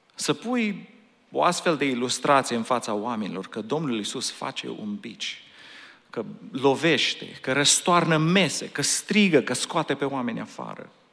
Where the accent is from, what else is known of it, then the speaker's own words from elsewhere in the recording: Romania; now in Anaheim, United States; noi suntem români